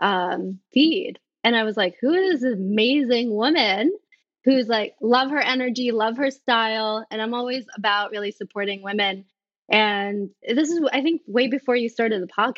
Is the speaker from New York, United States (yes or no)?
yes; New York City, New York, United States; So I was born here in New York City